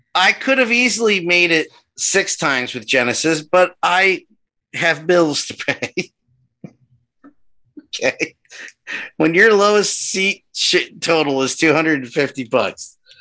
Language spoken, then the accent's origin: English; New Jersey, United States; I'm from Jersey